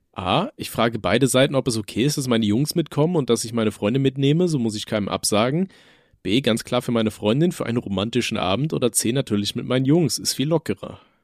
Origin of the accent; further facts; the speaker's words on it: North Rhine-Westphalia, Germany; bei uns in NRW